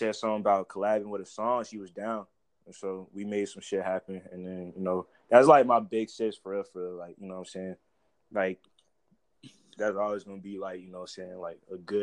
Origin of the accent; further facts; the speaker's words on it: Portsmouth, Virginia, United States; now in Suffolk, United States; I'm from Portsmouth, bro. I came up in Portsmouth, real shit. Like, I live in Suffolk right now, but I came up in Portsmouth